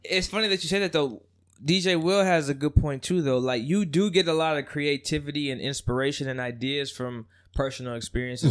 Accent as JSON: {"language": "English", "town": "Union City", "region": "California", "country": "United States", "tie": "born or raised there", "also_born_or_lived": "Oakland / Los Angeles", "said": "Born and raised in the Bay. Uh, born and raised in Union City"}